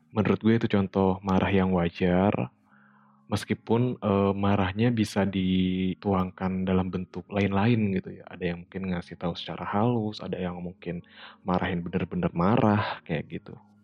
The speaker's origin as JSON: {"language": "Indonesian", "region": "West Java", "country": "Indonesia", "accent": "Sundanese", "said": "aksen Sunda gue keluar"}